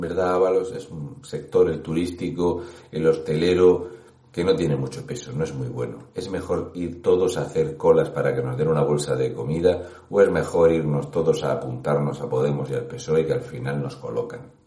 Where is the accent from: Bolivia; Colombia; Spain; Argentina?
Spain; Region of Murcia; un murciano encabronado